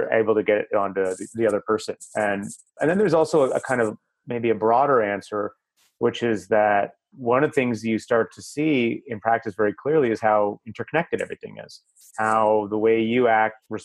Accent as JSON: {"language": "English", "country": "Canada", "said": "I'm Canadian"}